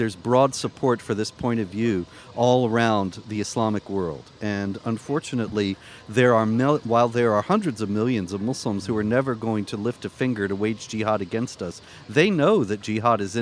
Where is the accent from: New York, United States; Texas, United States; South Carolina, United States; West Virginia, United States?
South Carolina, United States; I'm from South Carolina, and the state motto is Dum Spiro Spero